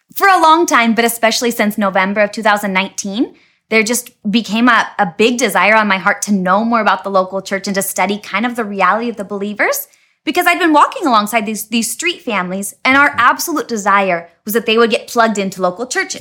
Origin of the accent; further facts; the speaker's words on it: Dayton, Washington, United States; moved away as an adult; also born or lived in Tri-Cities, Washington; now in Bolivia; I grew up in Dayton, Washington